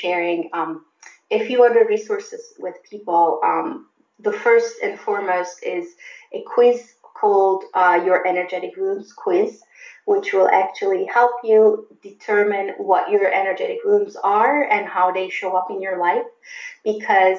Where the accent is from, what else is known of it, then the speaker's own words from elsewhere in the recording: Turkey; moved away as an adult; also born or lived in Germany; now in United States; I grew up in Turkey and I went to college in Turkey